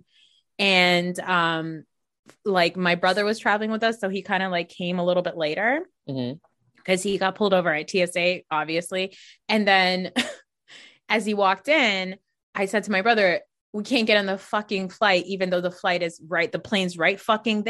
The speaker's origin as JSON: {"language": "English", "region": "New Jersey", "country": "United States", "said": "I'm from Jersey"}